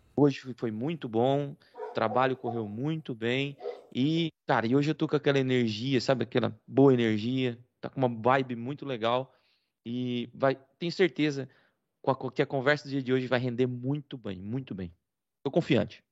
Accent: Rio Claro, São Paulo, Brazil; moved away as an adult; also born or lived in Paraná; now in Portugal; Eu sou de Rio Claro. Né? Na verdade, sou paranaense, mas vivi minha vida toda, minha infância toda em Rio Claro. Até os 28, quando eu vim para Portugal

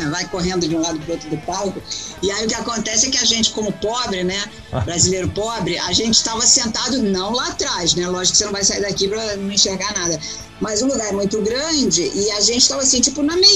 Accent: Brazil; O cara ficou tão comovido com o fato que eu vim do Brasil, cara, que ele, né, ele só escuta falar de Brasil, samba, mulata, futebol

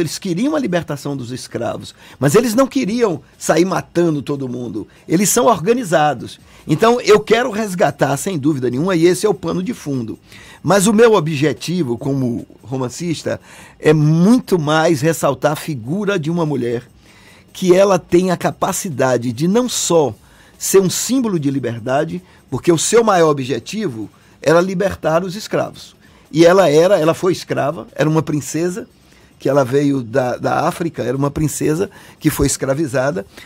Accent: Salvador, Bahia, Brazil; born or raised there

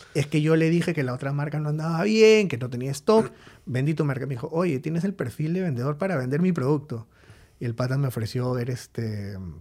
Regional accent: Lima, Peru; also born or lived in Trujillo; decidí venirme a Lima porque soy de Lima, mis papás estaban acá

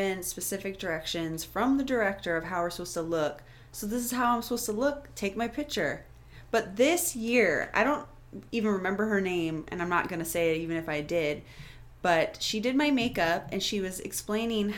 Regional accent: Eatonville, United States; my hometown in Eatonville

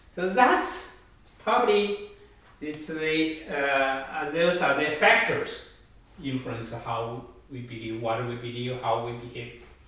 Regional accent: China; moved away as an adult; also born or lived in Toronto, Canada; now in United States; I grew up in China, but now I have actually now I have 35 years living in Canada and the US.

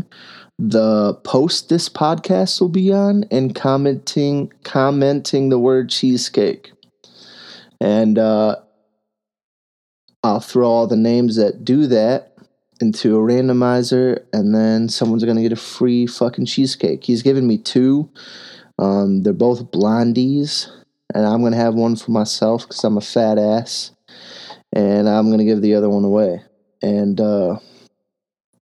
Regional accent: United States

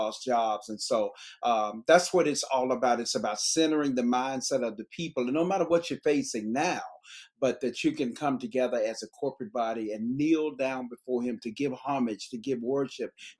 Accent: Memphis, Tennessee, United States; I'm from Memphis, Tennessee

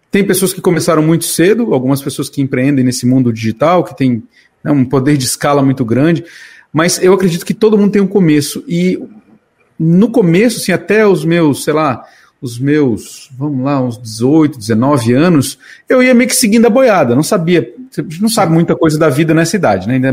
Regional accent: Santa Catarina, Brazil; born there; Eu nasci no interior de Santa Catarina.

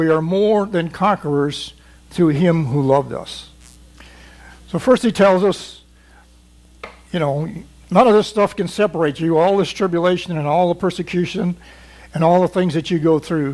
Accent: Missouri, United States; I'm from Missouri

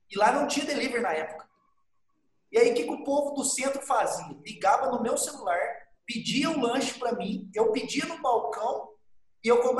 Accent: Areado, Minas Gerais, Brazil; eu sou de Areado

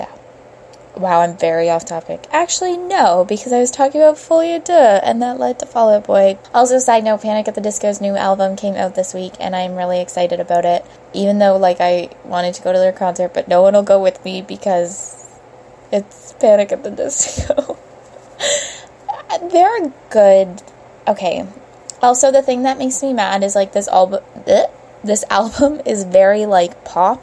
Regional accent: Brampton, Ontario, Canada; I'm from Brampton

